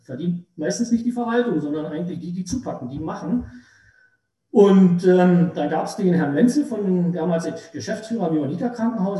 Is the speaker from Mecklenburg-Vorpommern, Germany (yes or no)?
no; Treuenbrietzen, Brandenburg, Germany; ich bin im Prinzip von 1970 bis heute nur für sieben Jahre aus meiner Heimatstadt richtig weggekommen